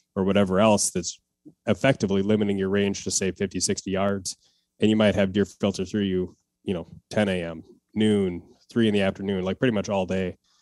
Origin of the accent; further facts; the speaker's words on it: Wisconsin, United States; now in Minneapolis, United States; I grew up in Wisconsin, uh, hunting since I was twelve, and then I moved to, uh, Minneapolis area right now